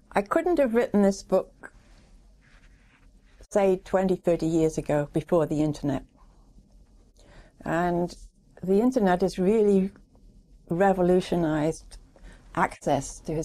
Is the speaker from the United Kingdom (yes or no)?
yes; England, United Kingdom; moved away as an adult; now in United States; I'm an immigrant from England. I grew up in England, went to school in England.